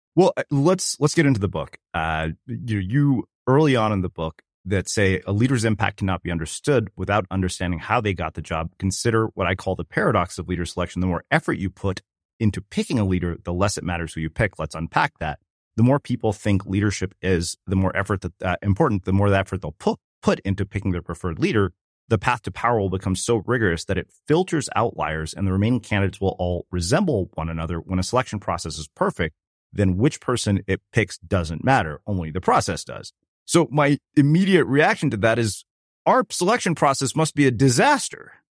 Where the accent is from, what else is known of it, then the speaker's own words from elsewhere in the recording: South India, India; we're from South India, uh, we speak Telugu